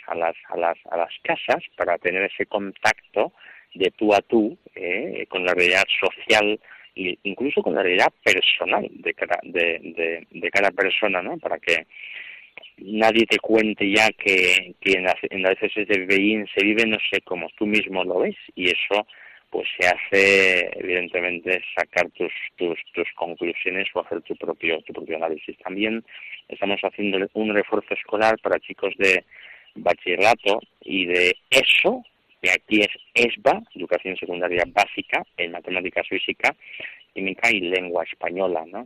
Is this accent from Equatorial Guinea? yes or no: yes; Equatorial Guinea; moved away as an adult; now in Spain; soy de la diócesis de, de Vivellín, que es Begoña